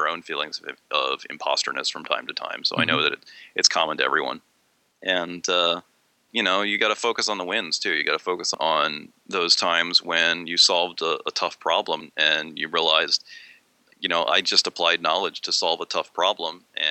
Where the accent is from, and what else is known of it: Maryland, United States; born or raised there; now in Pennsylvania, United States